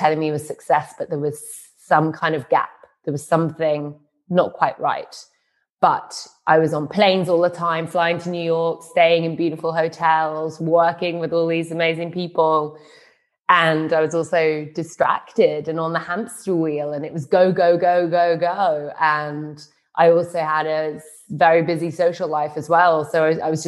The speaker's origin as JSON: {"language": "English", "region": "London", "country": "United Kingdom", "tie": "born or raised there", "moved": "as an adult", "lives_now": "Berlin, Germany", "said": "my hometown city of London"}